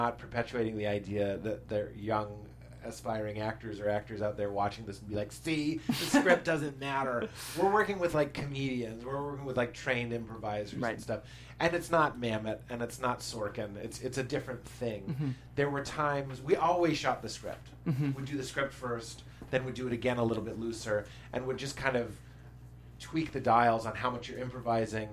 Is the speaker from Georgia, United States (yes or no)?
no; Boston, Massachusetts, United States; I'm from Boston and it's cold and I'm Irish and Lithuanian